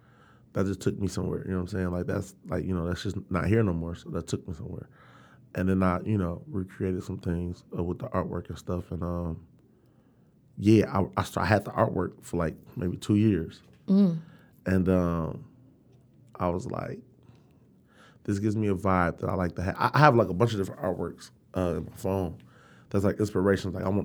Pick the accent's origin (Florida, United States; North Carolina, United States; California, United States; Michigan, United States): Michigan, United States; Detroit; Like, we're from Detroit.